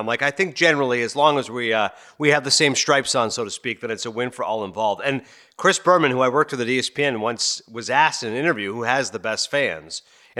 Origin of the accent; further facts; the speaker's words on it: Toronto, Ontario, Canada; as a Canadian from Toronto